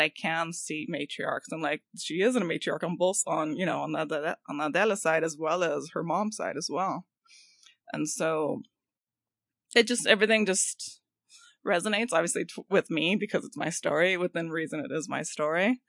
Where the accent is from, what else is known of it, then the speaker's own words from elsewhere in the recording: Los Angeles, California, United States; I'm from Boyle Heights